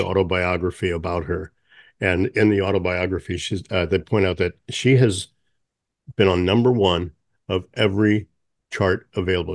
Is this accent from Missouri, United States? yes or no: yes; St. Louis, Missouri, United States; growing up in Saint Louis